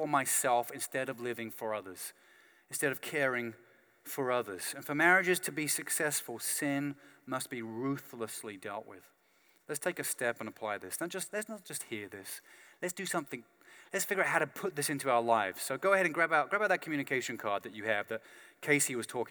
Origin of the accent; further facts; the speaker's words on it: United Kingdom; I'm British